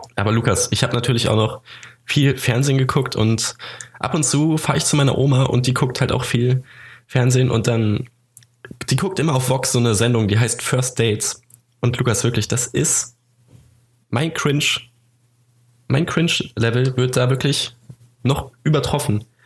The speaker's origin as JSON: {"language": "German", "town": "Hameln", "region": "Lower Saxony", "country": "Germany", "tie": "born or raised there", "said": "meine Heimatstadt Hameln"}